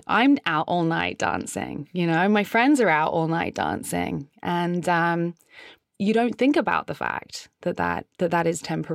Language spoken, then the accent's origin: English; United Kingdom; now in San Francisco, United States; I'm a British artist who lives in San Francisco.